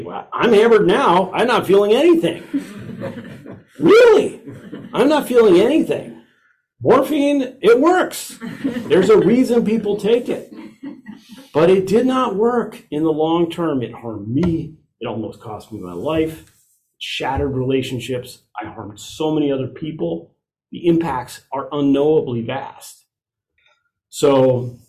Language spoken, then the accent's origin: English; Iowa, United States; I was raised in Iowa, sorry, raised in Iowa